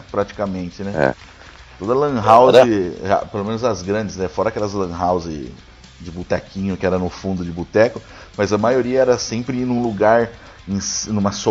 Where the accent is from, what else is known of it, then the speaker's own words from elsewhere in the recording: Brazil; A gente somos do Brasil.